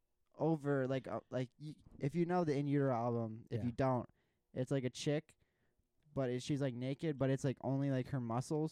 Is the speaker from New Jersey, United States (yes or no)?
no; California, United States; growing up in California